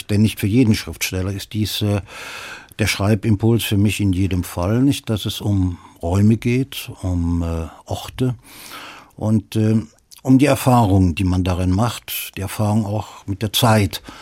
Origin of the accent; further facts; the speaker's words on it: Cologne, North Rhine-Westphalia, Germany; Ein Kölner bin ich sicher, aber nicht von Beruf und nicht, weil ich mir nicht vorstellen könnte, auch anderswo leben zu können.